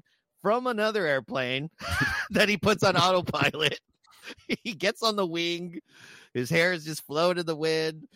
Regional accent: South Texas, United States; me being from South Texas

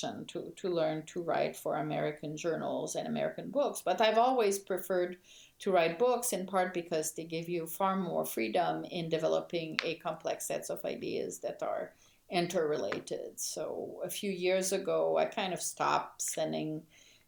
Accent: Quebec, Canada; moved away; I grew up in Quebec in a context where French Canadians were very much discriminated

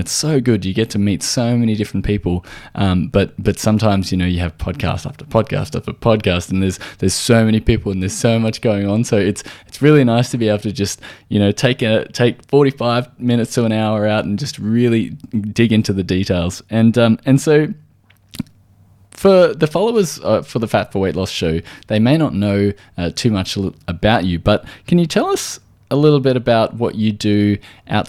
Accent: Australia

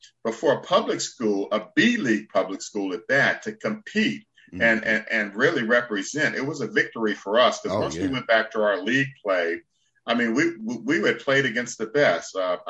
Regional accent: Montgomery County, Maryland, United States; growing up in Montgomery County back in the 70s

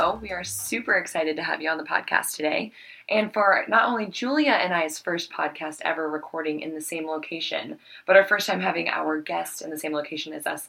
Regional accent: Midwest, United States; moved away as an adult; also born or lived in Kansas City; now in Oregon, United States; I grew up in the Midwest.

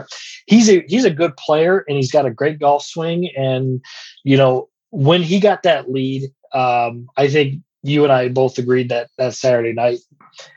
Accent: Flint, Michigan, United States; moved away; I grew up in the Flint, Michigan area, and I was 15 minutes from where they had the old Buick Open

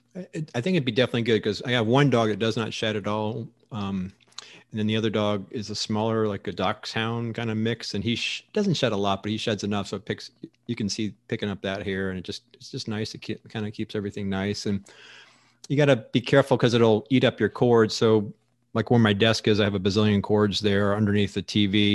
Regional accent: Florida, United States; now in Arizona, United States; growing up in Florida

